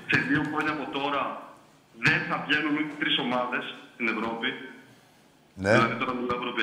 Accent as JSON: {"language": "Greek", "town": "Thessaloniki", "region": "Central Macedonia", "country": "Greece", "said": "Εγώ είμαι από Τούμπα, Θεσσαλονίκη."}